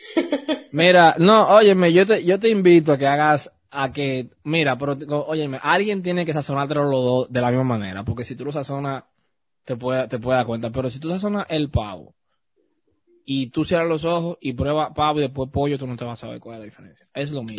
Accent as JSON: {"language": "Spanish", "country": "Dominican Republic", "said": "Yo soy dominicano, mi familia también es dominicana"}